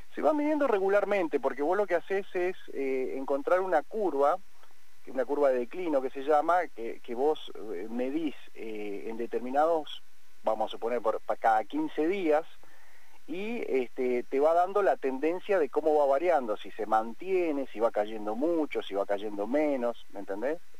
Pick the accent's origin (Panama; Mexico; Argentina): Argentina; nacimos acá, eh, dos en Chipoletti, dos en, en Vista Alegre, y este, nos, asociamos después de un tiempo, pero nosotros nacimos, estudiamos, crecimos